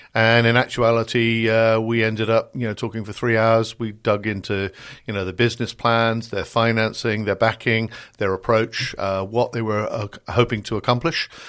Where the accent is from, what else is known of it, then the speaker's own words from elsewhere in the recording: United Kingdom; accent: British; moved away as an adult; now in United States; I'm a Brit. You can tell from the accent here, but I live the other side of the pond and have done for the last thirty odd years